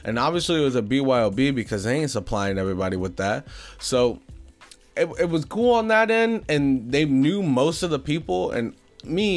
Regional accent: Ohio, United States; I'm from Ohio, so snow's very, very, very common up here

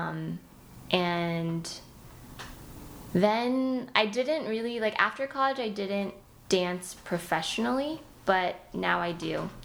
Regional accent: Fullerton, California, United States; moved away as an adult; also born or lived in New York; I grew up in Fullerton, which is North Orange County

